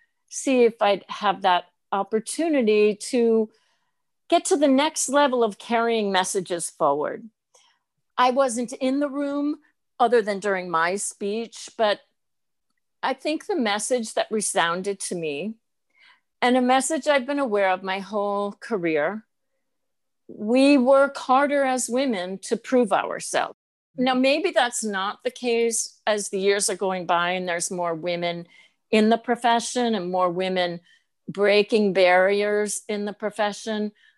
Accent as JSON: {"language": "English", "region": "Northeast", "country": "United States", "said": "I knew I was being labeled because I'm from the Northeast"}